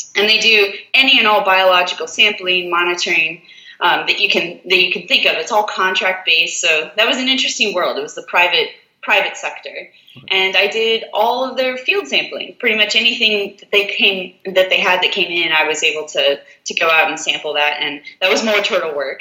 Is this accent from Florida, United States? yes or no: yes; South Florida, United States; moved away as an adult; now in Alabama, United States; I'm originally from South Florida